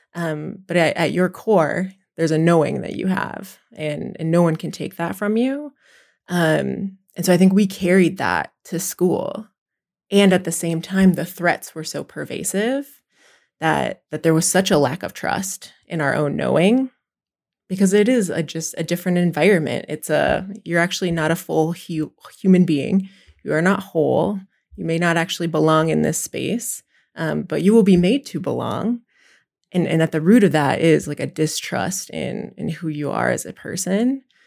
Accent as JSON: {"language": "English", "area": "Pine Ridge Reservation", "region": "South Dakota", "country": "United States", "said": "I'm from South Dakota, I'm from the Pine Ridge Reservation. I'm Oglala La Cota."}